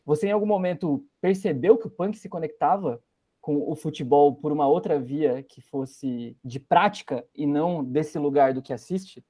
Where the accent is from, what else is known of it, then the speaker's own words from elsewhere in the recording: Piracicaba, São Paulo, Brazil; also born or lived in Curitiba, Paraná; Quando eu me mudo para Piracicaba, nasci em Curitiba, me mudo para Piracicaba, interior de São Paulo